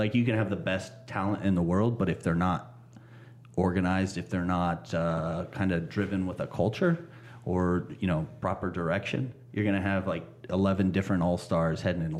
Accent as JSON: {"language": "English", "town": "Denison", "region": "Iowa", "country": "United States", "said": "small town, Denison, Iowa."}